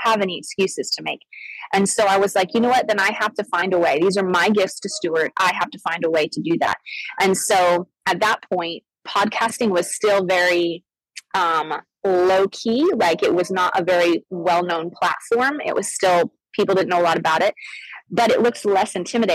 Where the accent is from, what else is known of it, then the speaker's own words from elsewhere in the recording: Arizona, United States; I grew up in Arizona. I grew up actually a missionary kid.